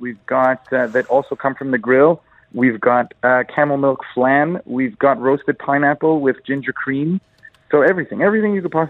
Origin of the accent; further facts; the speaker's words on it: Egypt; now in Dubai, United Arab Emirates